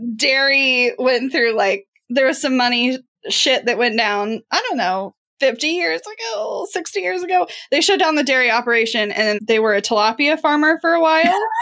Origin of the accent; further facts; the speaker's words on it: Midwest, United States; I am from the Midwest and have a lot of small town things that happen